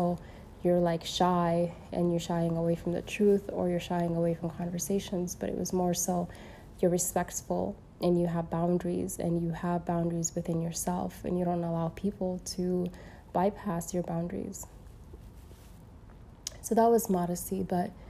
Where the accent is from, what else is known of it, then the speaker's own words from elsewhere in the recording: Saudi Arabia; I was born in Saudia